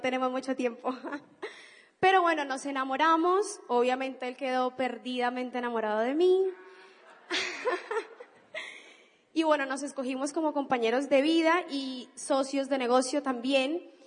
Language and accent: Spanish; Cali, Valle del Cauca, Colombia; now in Argentina; Yo no soy argentina, yo soy colombiana, soy de Cali